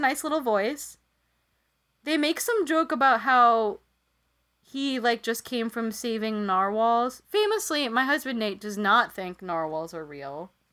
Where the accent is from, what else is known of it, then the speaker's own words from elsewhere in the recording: Philippines; moved away; when I was growing up in the Philippines, I would go to this one mass near my hometown